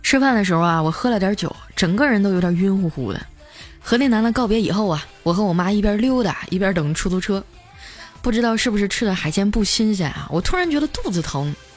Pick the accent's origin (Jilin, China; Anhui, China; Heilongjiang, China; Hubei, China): Heilongjiang, China; 我老家在黑龙江